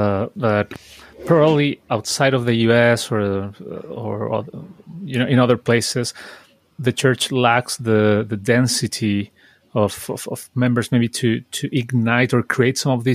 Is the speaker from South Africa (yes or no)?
no; Chile; growing up in Chile